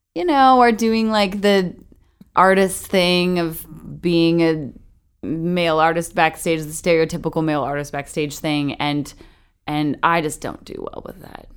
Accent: Canada; moved away as an adult; now in Nashville, United States; I'm originally from Canada

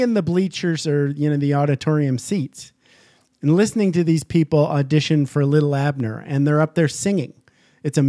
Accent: Upper Peninsula, Michigan, United States; I'm from Michigan, but I'm from the Upper Peninsula

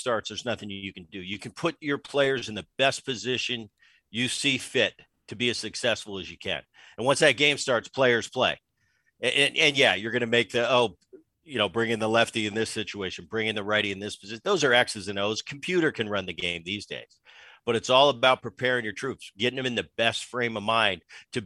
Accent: Philadelphia, Pennsylvania, United States; now in San Diego, United States; growing up in Philadelphia

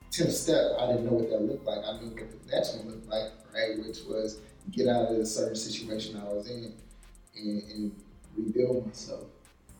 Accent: Richmond, California, United States; I'm somebody from Richmond, California, the Bay Area, born and raised

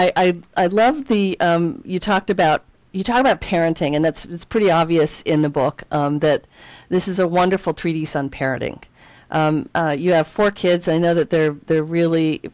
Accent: Philadelphia, Pennsylvania, United States; I grew up in Philadelphia

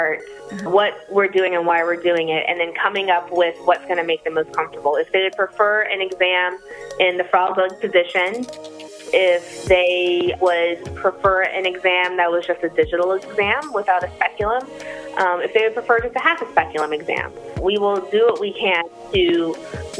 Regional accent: Atlanta, Georgia, United States; moved away as an adult; I am from Atlanta

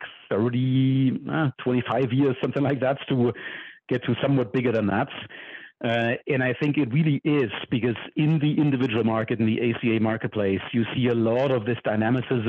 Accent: Germany; moved away as an adult; now in United States; I'm from Germany originally, and I grew up programming

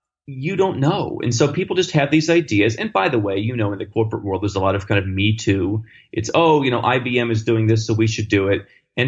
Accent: Midwestern United States, United States; moved away; my background was in the United States, growing up in the Midwestern United States, where when I was 12 years old

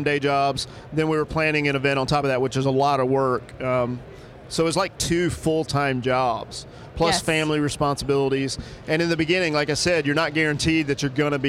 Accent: Alabama, United States; now in New York, United States; I grew up in Alabama

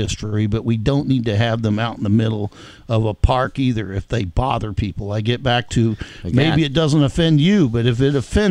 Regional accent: the South, United States; I'm from the South

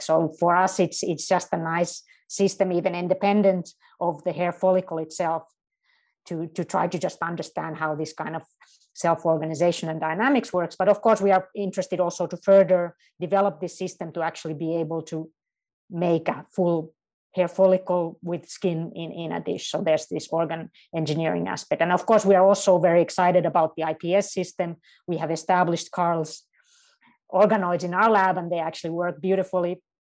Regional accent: Helsinki, Uusimaa, Finland; also born or lived in Münster, Germany; I'm not only in my home country, but I'm in my home city of Helsinki, and, uh, my entire family lives here

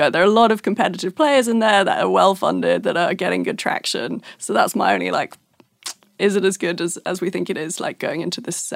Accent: Brooklyn, New York, United States; accent: Brooklyn; And now my Brooklyn accent can't tell.

